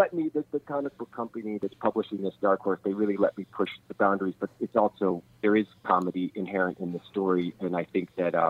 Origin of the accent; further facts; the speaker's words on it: Kansas City, Missouri, United States; I grew up in Kansas City with my local creature feature host was named Cremation Mortem